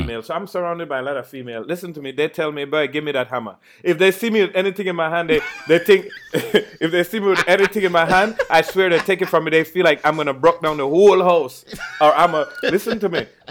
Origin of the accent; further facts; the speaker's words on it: Belize; growing up in Belize